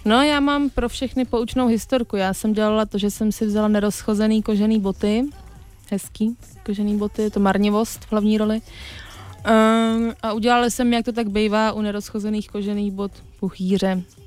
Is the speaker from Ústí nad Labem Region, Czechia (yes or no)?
no; Prague, Czechia; měla jsem babičku z Podvyšehradu a strávila jsem tam prostě dětství